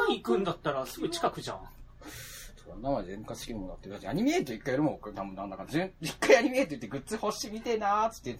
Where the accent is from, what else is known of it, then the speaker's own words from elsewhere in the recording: Fukuoka, Japan; だから地元の福岡の方のバンダー系だったら